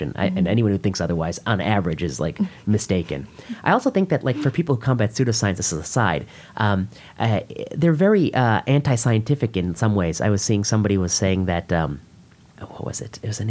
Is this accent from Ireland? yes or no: no; India; I'm Indian